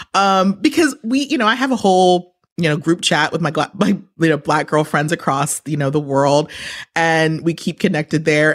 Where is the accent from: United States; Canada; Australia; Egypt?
United States; New York; I'm from New York